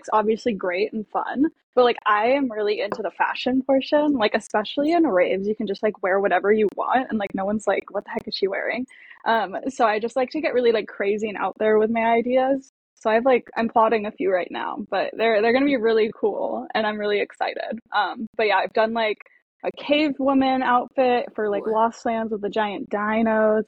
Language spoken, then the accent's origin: English; San Diego, California, United States; I am from San Diego, California. I was born and raised there